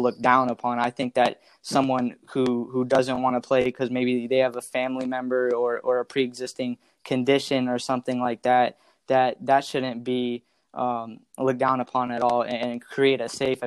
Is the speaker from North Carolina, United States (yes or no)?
yes; Chapel Hill, North Carolina, United States; I'm from Chapel Hill